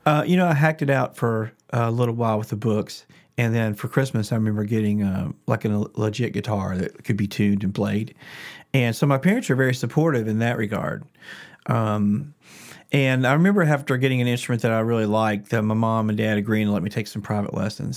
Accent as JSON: {"language": "English", "town": "Lexington", "region": "Kentucky", "country": "United States", "tie": "born or raised there", "said": "I did grow up here in Lexington. This is home"}